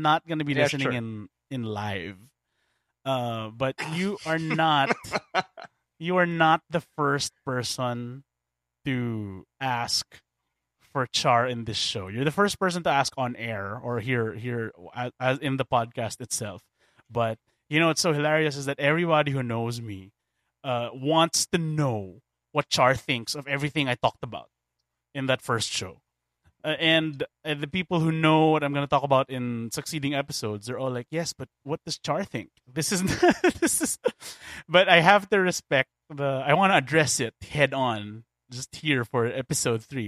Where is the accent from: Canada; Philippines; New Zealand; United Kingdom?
Philippines; I am a Filipino